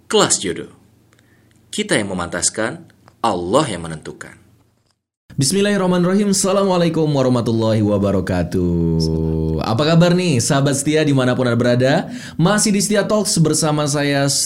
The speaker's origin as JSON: {"language": "Indonesian", "town": "Bandung", "region": "West Java", "country": "Indonesia", "said": "Tahu saya orang Bandung"}